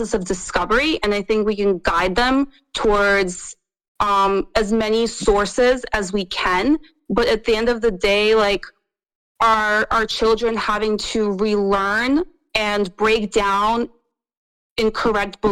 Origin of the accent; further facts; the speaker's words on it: Russia; I'm from Russia